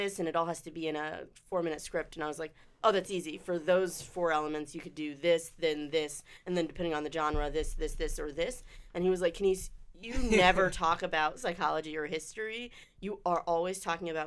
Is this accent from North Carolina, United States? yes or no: yes; Charlotte, North Carolina, United States; also born or lived in Durham, North Carolina; I grew up in Charlotte.